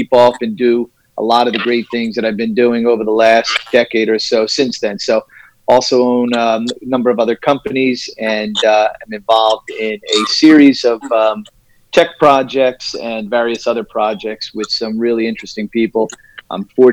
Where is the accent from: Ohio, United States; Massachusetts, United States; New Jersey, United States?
New Jersey, United States; also born or lived in New York; I am from New Jersey originally, still located in New Jersey in the great Northeast. Went to school here